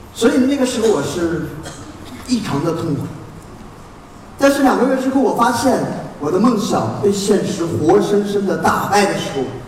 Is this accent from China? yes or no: yes; Gansu, China; 我初生在甘肃省的一个贫民山区，六岁的时候我坐在我们村庄的一个大石头上，啃着黑面膜